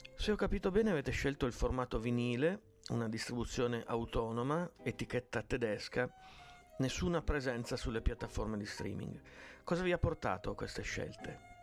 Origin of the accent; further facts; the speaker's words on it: Piedmont, Italy; sono piemontesi come me